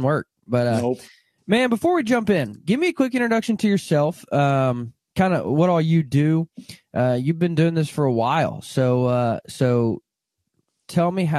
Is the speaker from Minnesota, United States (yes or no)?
no; Arkansas, United States; I grew up born and raised in Arkansas